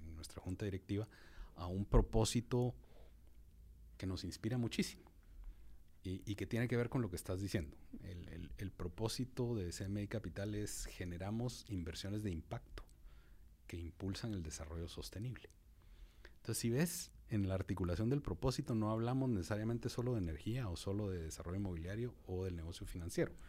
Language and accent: Spanish; Guatemala; como guatemaltecos